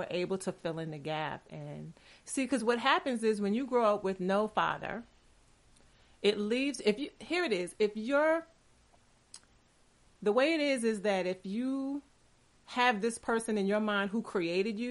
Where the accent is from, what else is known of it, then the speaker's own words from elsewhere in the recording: New York City, New York, United States; when I was in elementary school, I grew up in Queens, New York